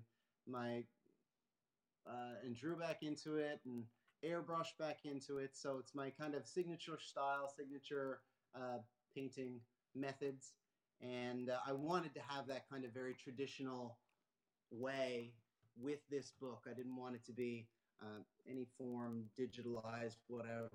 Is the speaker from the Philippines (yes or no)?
no; Moncton, New Brunswick, Canada; moved away as an adult; also born or lived in Halifax, Nova Scotia; now in Fogo Island, Canada; So I was born in Nova Scotia, Halifax, and I was raised in Moncton